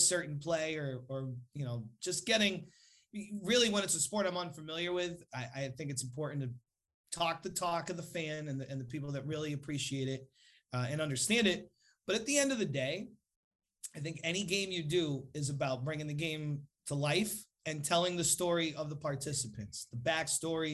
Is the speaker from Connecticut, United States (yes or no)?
yes; New Britain, Connecticut, United States; growing up in New Britain, Connecticut, and a diehard Hartford Whalers fan